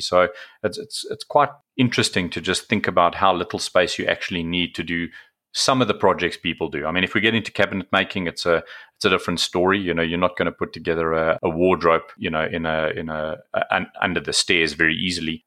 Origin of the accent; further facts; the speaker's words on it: South Africa; I'm from South Africa, as you know, so rugby is certainly a sport we played over here